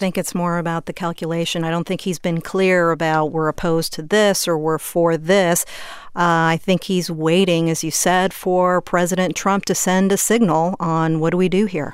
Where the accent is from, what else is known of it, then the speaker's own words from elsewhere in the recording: Sugar Land, Texas, United States; moved away; It's an area I grew up in. It's a suburb of Houston, Fort Bend County. I grew up in the Sugarland area